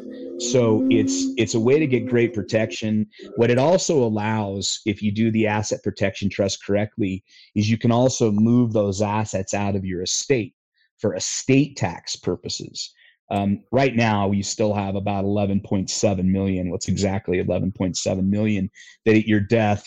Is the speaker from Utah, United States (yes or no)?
yes; Utah, United States; My home state of Utah